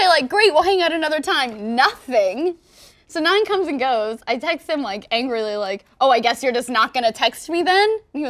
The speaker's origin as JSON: {"language": "English", "country": "United States", "said": "I'm an American."}